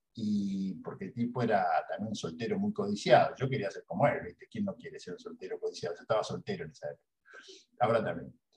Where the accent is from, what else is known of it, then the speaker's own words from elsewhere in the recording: Rosario, Santa Fe, Argentina; moved away; hace dos años que estoy acá en Rosario, que es mi ciudad natal, pero yo estaba viviendo en otro lado eh, por un tiempo